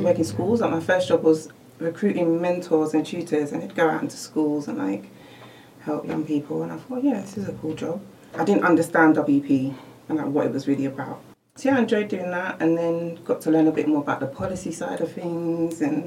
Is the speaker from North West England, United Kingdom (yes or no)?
no; London, United Kingdom; I'm from Tottenham. I grew up around a lot of people that maybe didn't go to university